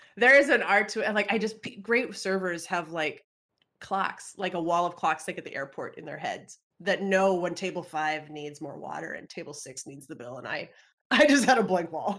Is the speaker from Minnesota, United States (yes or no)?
yes; Minnesota, United States; the University of Minnesota, which is my home state